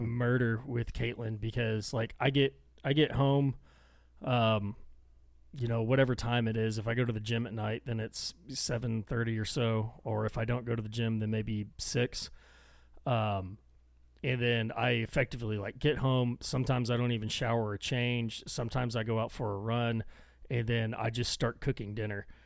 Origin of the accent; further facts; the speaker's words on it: Texas, United States; accent: thick Texan; I get thick and like mumbly Texan